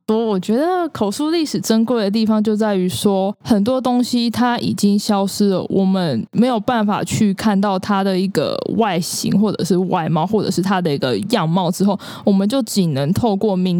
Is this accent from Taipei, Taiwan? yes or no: no; Kaohsiung, Taiwan; moved away as an adult; also born or lived in Taichung; now in Tainan, Taiwan; 我的老家高雄